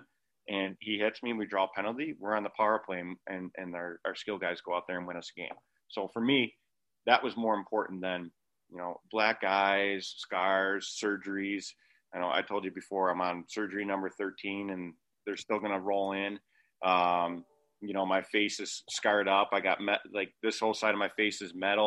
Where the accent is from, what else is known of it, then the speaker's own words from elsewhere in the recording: Angola, New York, United States; also born or lived in Rochester; I'm essentially living at home in Angola